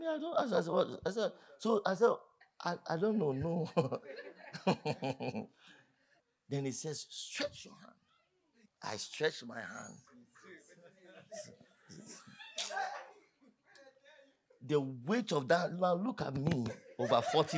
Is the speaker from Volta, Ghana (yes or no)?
no; Accra, Greater Accra, Ghana; I'm from Accra